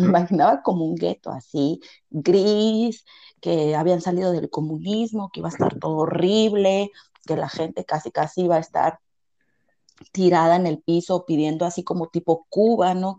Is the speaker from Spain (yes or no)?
no; Mexico; now in Bulgaria